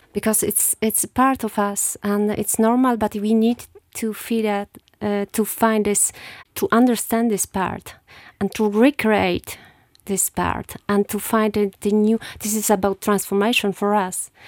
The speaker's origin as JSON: {"language": "English", "town": "Rzeszów", "region": "Subcarpathian Voivodeship", "country": "Poland", "tie": "born or raised there", "also_born_or_lived": "Luxembourg / France", "second_language": "English", "moved": "yes", "said": "I was born in Rzeszów, uh, nineteen seventy-eight, and I come from Sibierne. It's southeastern Poland"}